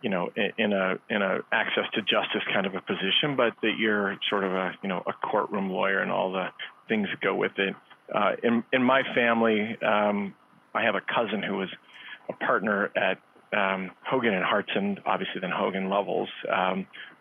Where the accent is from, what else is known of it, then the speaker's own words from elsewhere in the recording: a small town in Illinois, United States; I grew up not in a humble log cabin, but in a small town in Illinois